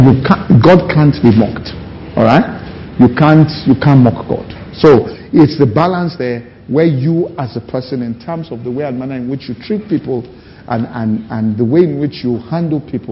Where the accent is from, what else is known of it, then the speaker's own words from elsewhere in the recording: Ibadan, Oyo, Nigeria; when we're growing up in Ibadan, it was a simple city